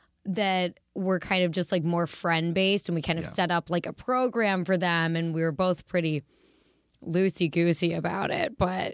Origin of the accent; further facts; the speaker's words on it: Detroit, Michigan, United States; accent: Midwest; also born or lived in Pittsburgh; Yeah, I was born in Pittsburgh, and then I finished college in Pittsburgh and started comedy there. So it definitely, you know, holds something. And my family lives there now. But where I got this really lovely dialect was the Midwest in Metro Detroit.